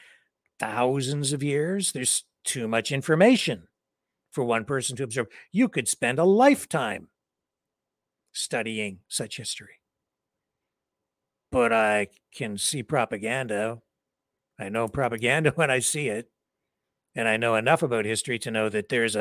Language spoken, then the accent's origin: English; London, Ontario, Canada; my hometown of London, Ontario, Canada